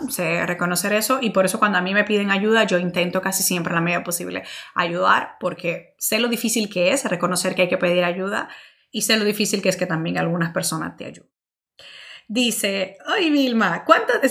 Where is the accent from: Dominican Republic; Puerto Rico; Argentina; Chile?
Dominican Republic; also born or lived in Italy / Spain; now in United States; soy dominicana, orgullosísima de ser dominicana. Eh, pero tengo que confesar que he estado más años fuera de República Dominicana que allá. Eh, yo viví en Italia, viví en España y ahora vivo en Estados Unidos.